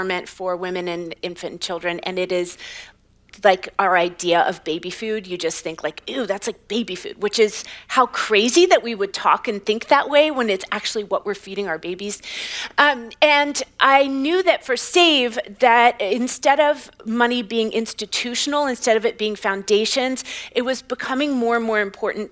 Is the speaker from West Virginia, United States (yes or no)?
yes; West Virginia, United States; I grew up in West Virginia